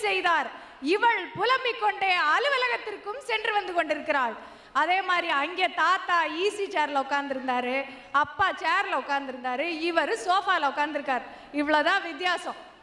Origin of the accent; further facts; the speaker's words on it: Madurai, Tamil Nadu, India; first language Tamil; moved away as an adult; now in United States; கோயில் நகரமான மதுரை நகரிலே பிறந்த எனக்கு